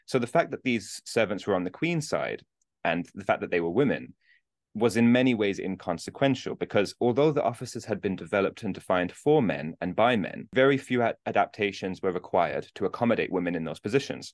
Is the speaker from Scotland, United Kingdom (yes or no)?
no; Birmingham, West Midlands, United Kingdom; now in Newcastle, United Kingdom; I'm originally from Birmingham in the U K, but I live in Newcastle now